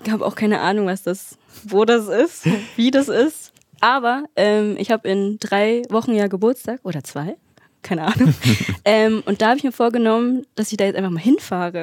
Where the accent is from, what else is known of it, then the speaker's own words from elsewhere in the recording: Berlin, Germany; moved away as an adult; also born or lived in Bad Belzig / Dresden; now in Erfurt, Germany; ich bin halt in Berlin aufgewachsen